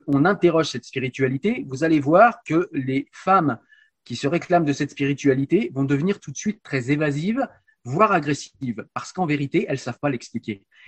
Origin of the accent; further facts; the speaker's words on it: France; chez nous en France